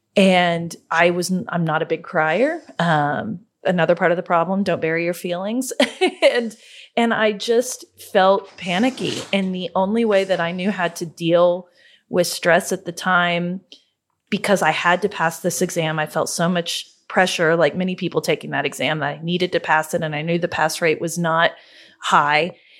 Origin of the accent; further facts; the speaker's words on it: Oklahoma, United States; we're from Oklahoma, so we call it Gala, not Gala. Um, we're Hicks